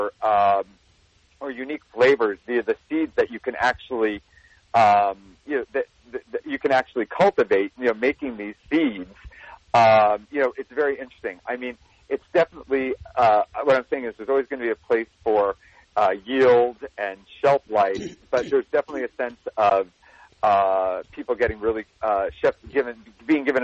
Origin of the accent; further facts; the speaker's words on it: New Jersey, United States; moved away; I'm a boy from New Jersey